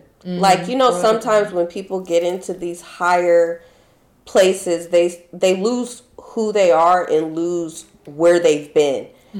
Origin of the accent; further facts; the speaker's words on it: United States; I'm sorry. I'm so American. I'm sorry.